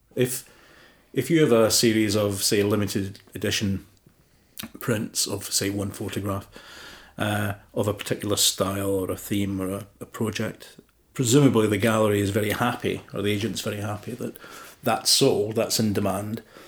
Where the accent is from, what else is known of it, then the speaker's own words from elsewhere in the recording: Motherwell, Scotland, United Kingdom; my hometown in Motherwell in Scotland